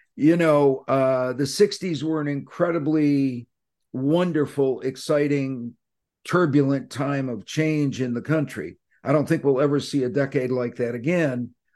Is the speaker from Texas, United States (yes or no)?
no; Syracuse, New York, United States; born or raised there